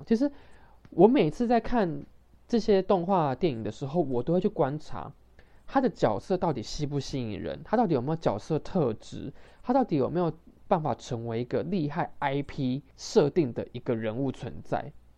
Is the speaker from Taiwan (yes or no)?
yes; Taiwan; 尤其是我们台湾人的这样子的一个学习的一个环境